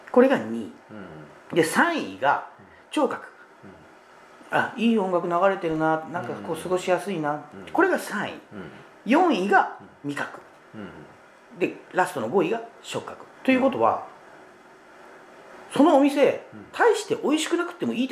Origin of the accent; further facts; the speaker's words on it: Kyushu, Japan; 特に私九州出身なんですけどね、